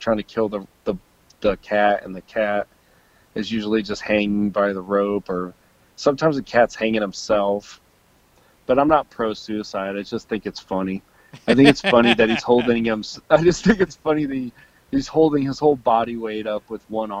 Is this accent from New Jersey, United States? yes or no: no; Illinois, United States; I just skated in Illinois